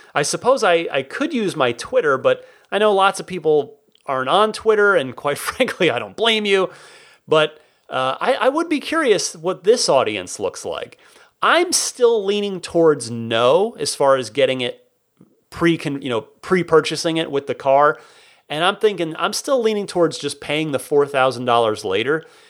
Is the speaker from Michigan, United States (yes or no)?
no; Phoenix, Arizona, United States; now in San Francisco, United States; I grew up mostly in the Phoenix Valley